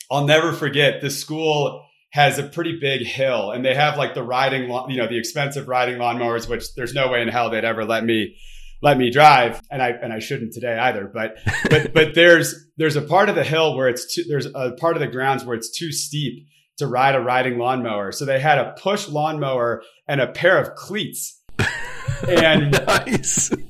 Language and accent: English; Detroit, Michigan, United States; so I you know m- moved around a, a, a fair amount as a kid, but consider myself to be from the Detroit suburbs of Michigan